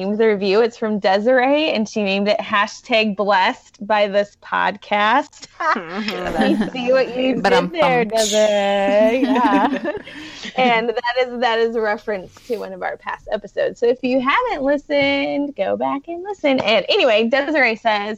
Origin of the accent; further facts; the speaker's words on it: Iowa, United States; I'm from Iowa